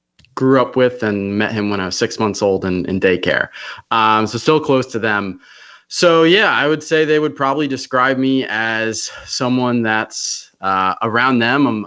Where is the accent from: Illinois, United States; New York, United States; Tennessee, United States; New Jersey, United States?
New Jersey, United States; Wall; also born or lived in Brick, New Jersey; now in Charleston, United States; I grew up north in New Jersey, right central Jersey